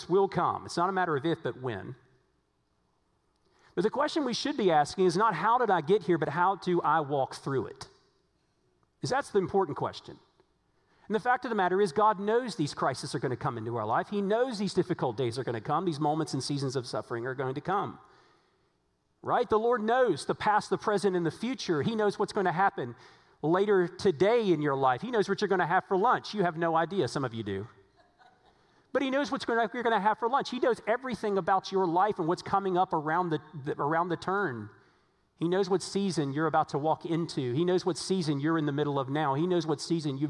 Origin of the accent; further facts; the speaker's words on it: Virginia, United States; now in Texas, United States; Now, I grew up in Virginia. I didn't grow up in Texas. Now, I've lived in Texas a long time now, but I grew up